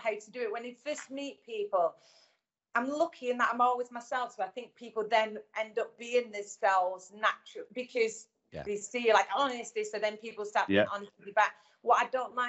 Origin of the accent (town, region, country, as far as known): the North of England, United Kingdom; accent: Northern